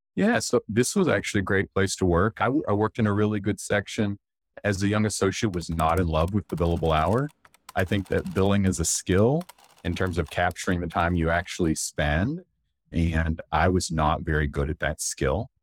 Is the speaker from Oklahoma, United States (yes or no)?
yes; Duncan, Oklahoma, United States; moved away as an adult; I grew up in Duncan, Oklahoma, which is, for Oklahoma, it's a medium-sized city.